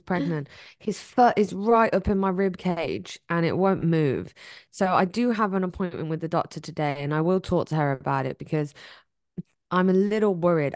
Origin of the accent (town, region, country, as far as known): England, United Kingdom; moved away